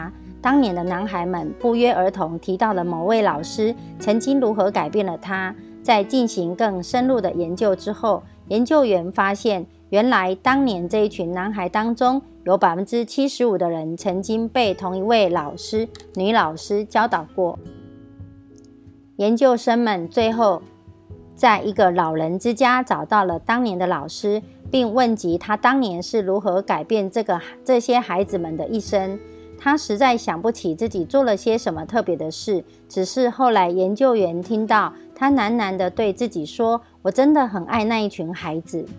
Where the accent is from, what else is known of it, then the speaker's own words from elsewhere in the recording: Miaoli County, Taiwan; 今天要为大家导读的主题是“赢在影响力”。